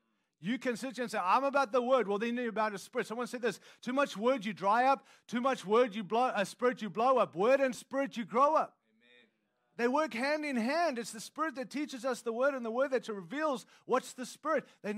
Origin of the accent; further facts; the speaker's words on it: United States; I'm an American. I'm proud to be one.